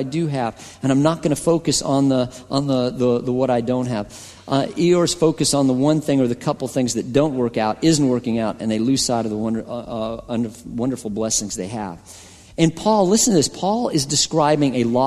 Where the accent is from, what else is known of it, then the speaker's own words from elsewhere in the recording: Colorado, United States; I'm from Colorado